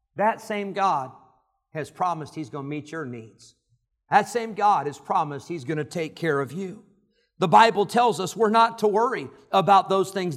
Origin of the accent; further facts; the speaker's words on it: Rockford, Illinois, United States; moved away; I lived in Rockford, Illinois